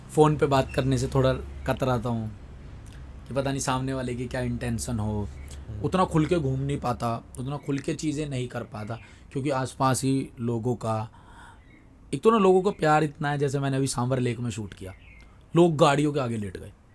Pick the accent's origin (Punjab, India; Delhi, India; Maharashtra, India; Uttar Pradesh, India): Delhi, India; मैं दिल्ली में ही रहा हूँ दिल्ली में ही पला बड़ा हूँ